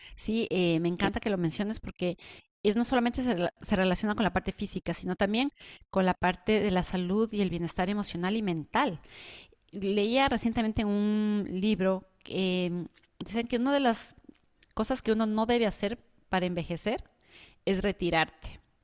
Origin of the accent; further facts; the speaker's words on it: Ecuador; now in United States; en mi país, que en Ecuador